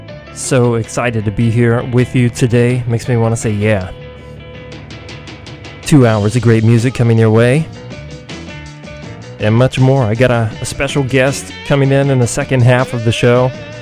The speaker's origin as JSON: {"language": "English", "town": "Athens", "region": "Georgia", "country": "United States", "tie": "born or raised there", "moved": "yes", "lives_now": "San Francisco, United States", "said": "Nucci's Space in Athens, Georgia, my hometown."}